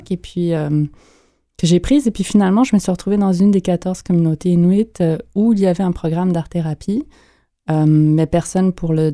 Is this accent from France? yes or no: no; Montreal, Quebec, Canada; je suis née à Montréal.